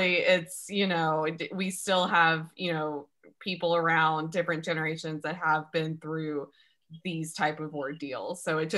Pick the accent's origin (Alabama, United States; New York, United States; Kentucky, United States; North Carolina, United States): Alabama, United States; moved away; also born or lived in Savannah, Georgia; so I'm originally from Alabama, and I have family in Savannah, Georgia, and I went to school there